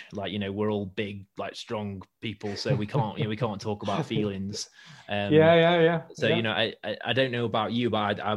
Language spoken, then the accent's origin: English; Stoke-on-Trent, West Midlands, United Kingdom; I'm from Stoke